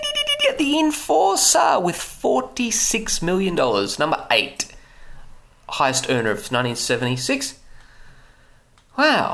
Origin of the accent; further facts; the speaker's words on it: Australia; as an Australian